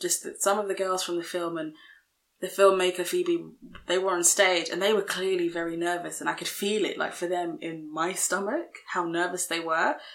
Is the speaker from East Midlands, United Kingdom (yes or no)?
no; London, United Kingdom; we're from London, UK